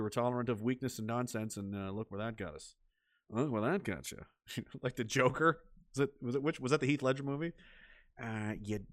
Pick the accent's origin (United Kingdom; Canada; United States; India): Canada; Nova Scotia; somewhere in Nova Scotia, not far from my hometown